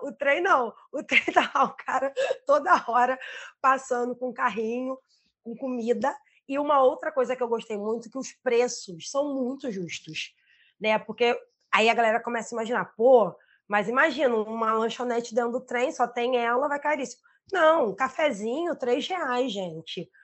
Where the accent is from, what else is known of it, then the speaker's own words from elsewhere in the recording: Rio de Janeiro, Brazil; also born or lived in Pará; eu sou do mundo, mas eu sou carioca, né? Do Rio, né?